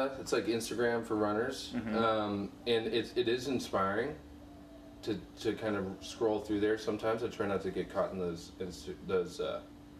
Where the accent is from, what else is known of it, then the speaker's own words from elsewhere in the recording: Southside Place, Texas, United States; I'm from Houston, Texas. I grew up in Southside Place. It's the smallest incorporated city, 9 blocks long. I grew up across the street from the park.